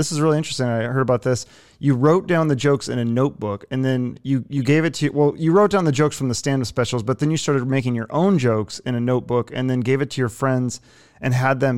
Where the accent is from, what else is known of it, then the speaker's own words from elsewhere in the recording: Seattle, Washington, United States; I'm from Seattle